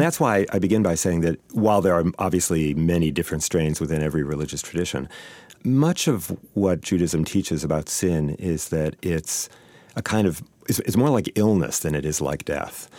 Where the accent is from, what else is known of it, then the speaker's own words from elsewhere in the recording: Saint Paul, Minnesota, United States; I grew up here in Saint Paul